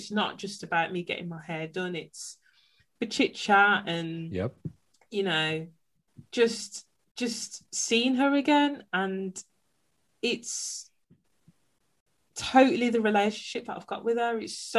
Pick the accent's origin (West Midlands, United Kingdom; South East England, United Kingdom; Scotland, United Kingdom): West Midlands, United Kingdom; Birmingham; now in Derbyshire, United Kingdom; live in Derbyshire now, but before that I lived in Birmingham. So for those that are familiar, that means I'm a Brummie.